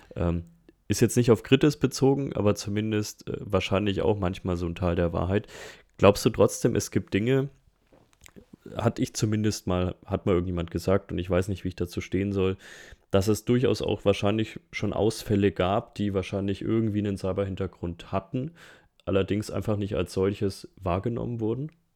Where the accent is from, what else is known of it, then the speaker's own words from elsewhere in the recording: Nuremberg Metropolitan Region, Bavaria, Germany; ich komme ja aus der Metropolregion Nürnberg, Erlangen, Fürth, ähm, Herzogenaurach